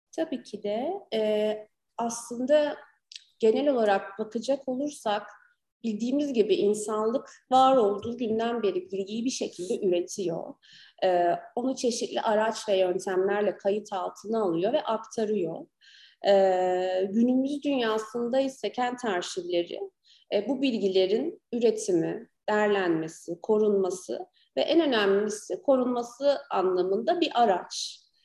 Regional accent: Gaziantep, Turkey; also born or lived in Ankara

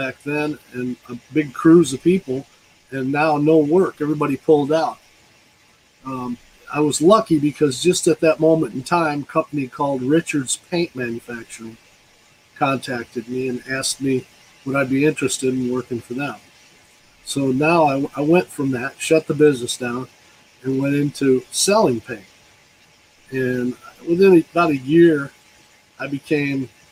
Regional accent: Rockledge, Florida, United States; also born or lived in upstate New York; I was raised here in Brevard County at Rockledge. Went to Rockledge Elementary, then Hans Christian Andersen. Went through the whole school system in Rockledge. I moved here from upstate New York. I got here when I was around 8 years old.

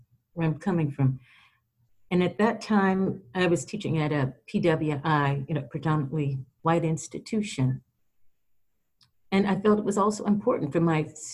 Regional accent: South Florida, United States; now in Florida-Georgia border, United States; I grew up in South Florida

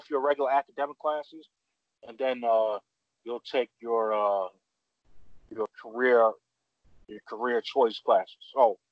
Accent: New York City, New York, United States; growing up in Bed-Stuy, you know, it's predominantly black neighborhood.

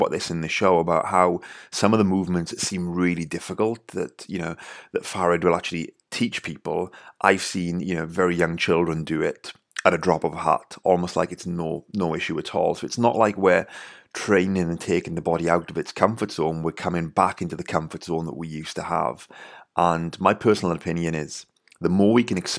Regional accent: Wales, United Kingdom; accent: Welsh; my Welsh accent

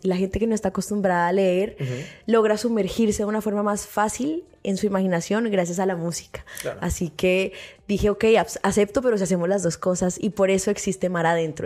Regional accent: Bogotá, Colombia; also born or lived in San Andrés; yo soy de Bogotá, yo viví mis primeros cuatro años de infancia en la isla

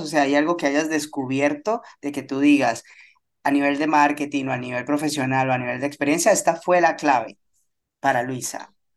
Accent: Colombia; para los que somos de Colombia

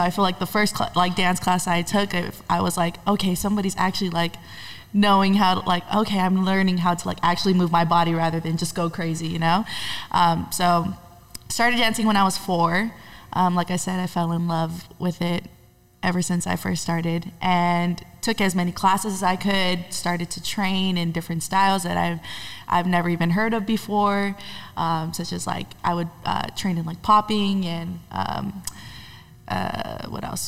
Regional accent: Honolulu, Hawaii, United States; now in Los Angeles, United States; I'm originally from Honolulu, Hawaii

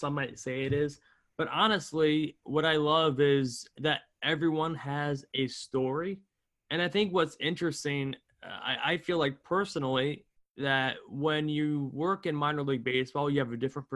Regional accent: Albany, New York, United States; also born or lived in North Carolina; I'm from Albany, New York area

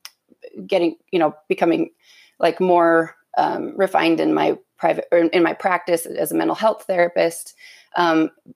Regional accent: Utah, United States; I was born and raised LDS in Utah.

